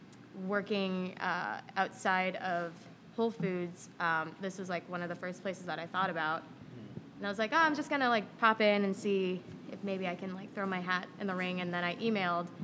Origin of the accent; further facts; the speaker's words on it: Las Vegas, Nevada, United States; now in Chicago, United States; I grew up in Las Vegas